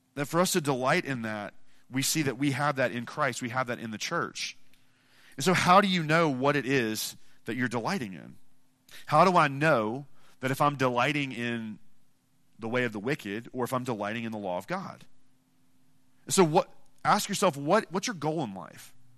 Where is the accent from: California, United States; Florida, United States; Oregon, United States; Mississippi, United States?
Mississippi, United States; I'm from Mississippi.